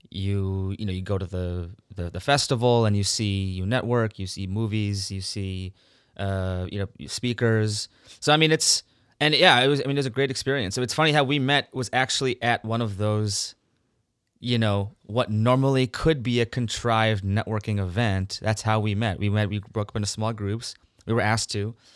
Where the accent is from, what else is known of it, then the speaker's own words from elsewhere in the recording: Minnesota, United States; also born or lived in Canada; Yeah, India because my parents are from India. Again, I was born in Canada. I grew up in Minnesota, which is the Canada of the U.S., of course.